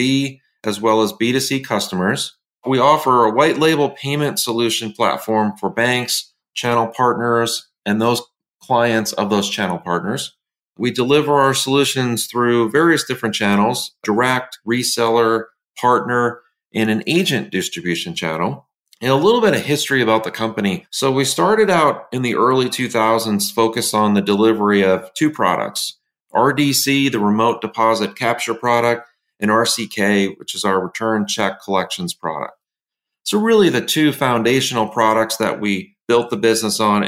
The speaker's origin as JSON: {"language": "English", "town": "Tarrytown", "region": "New York", "country": "United States", "tie": "born or raised there", "said": "I was born in Tarrytown, New York, about 45 minutes north of New York City, and spent the first 10 years or so of my life in that surrounding area"}